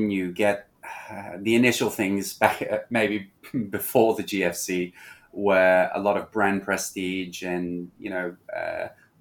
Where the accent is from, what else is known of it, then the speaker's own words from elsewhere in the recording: Hong Kong; moved away; also born or lived in Australia; being born and raised in Hong Kong, I always had a great affinity for this city